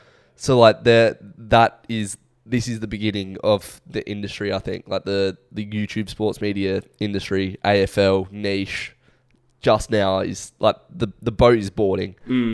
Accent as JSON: {"language": "English", "country": "Mexico", "said": "You know, I'm Mexican."}